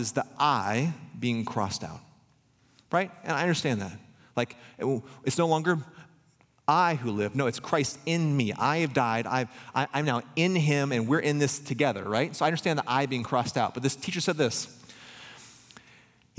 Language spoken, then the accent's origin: English; Pella, Iowa, United States; growing up in Pella